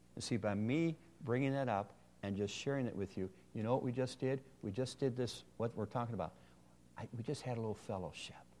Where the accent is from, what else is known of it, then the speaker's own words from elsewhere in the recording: Ohio, United States; I'm from Ohio